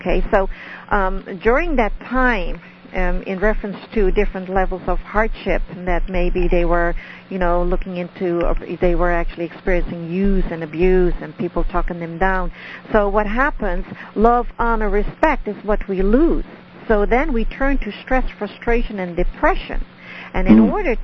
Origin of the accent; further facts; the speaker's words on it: Netherlands; first language Dutch; English is a second language; moved away; I'm from Holland, so ik spreek Nederlands. So that means that's my language. I speak Dutch